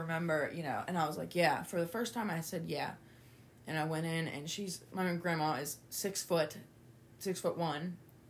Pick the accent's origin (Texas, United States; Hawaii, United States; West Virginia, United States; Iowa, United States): West Virginia, United States; also born or lived in Toledo, Ohio; I'm from Toledo, but we, you know, had moved to West Virginia. And I'd been living there since I was 3, living here